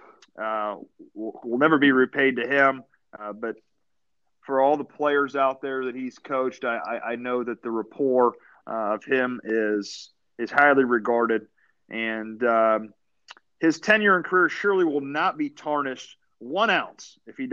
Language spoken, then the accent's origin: English; Toledo, Ohio, United States; moved away; my hometown Toledo Rockets, host Buffalo tonight in Savage Hall Arena back in Toledo, Ohio